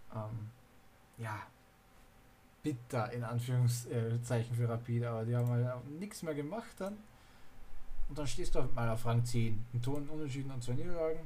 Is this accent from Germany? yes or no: no; Austria; Ich bin ja aus Österreich